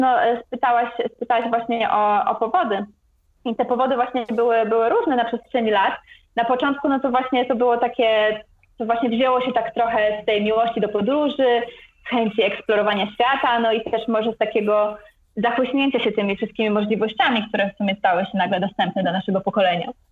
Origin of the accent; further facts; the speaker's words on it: Gdańsk, Pomeranian Voivodeship, Poland; moved away as an adult; also born or lived in Warsaw / Malaysia; now in Icononzo, Colombia; ja pochodzę z Gdańska, z Nadmorza.